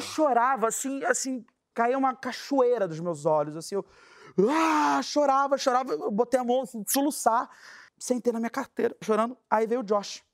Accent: Brazil; eu sou brasileiro

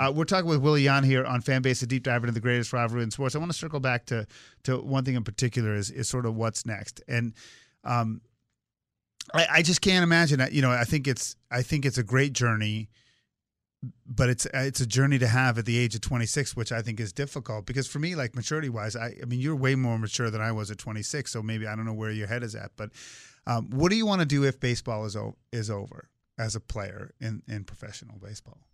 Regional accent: Swampscott, Massachusetts, United States; growing up in Swampscott, Massachusetts, where we had a rich baseball tradition

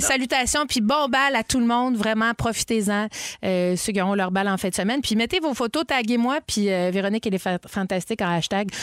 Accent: Montreal, Quebec, Canada; je suis née à l'hôpital Sacré-Cœur, à Cartierville. J'ai grandi à Verdun, à Ville-la-Salle et à Cartierville

